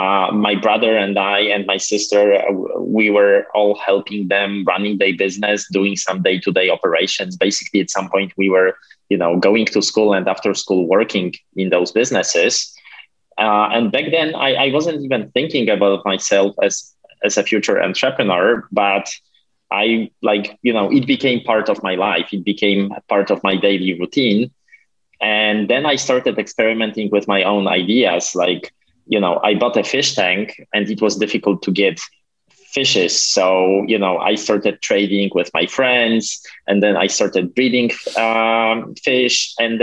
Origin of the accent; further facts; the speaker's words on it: Poland; now in United States; Well, that was a strange time because back then Poland was still a communist country.